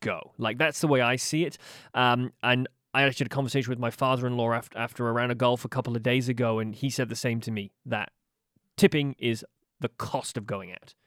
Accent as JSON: {"language": "English", "country": "United Kingdom", "moved": "yes", "lives_now": "Halifax, Canada", "said": "as a Brit"}